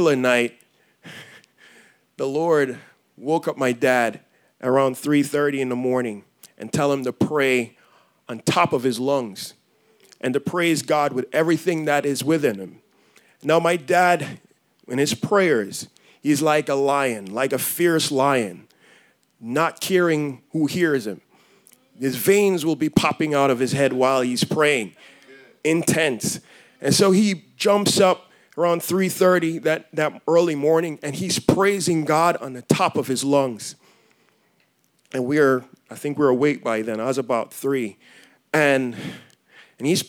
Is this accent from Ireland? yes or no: no; Jamaica; moved away; I grew up in Jamaica. Born and raised there